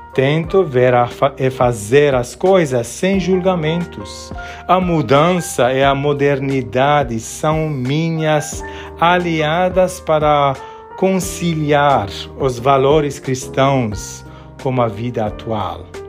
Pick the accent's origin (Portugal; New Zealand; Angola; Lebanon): Lebanon; Beirut, Beirut Governorate; now in Brazil; Nasci em Beirute, no Líbano, que vivia uma guerra civil.